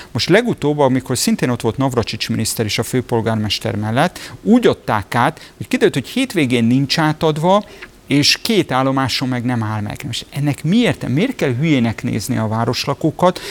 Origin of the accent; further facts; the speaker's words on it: Budapest, Hungary; Tőzsökeres budapestiként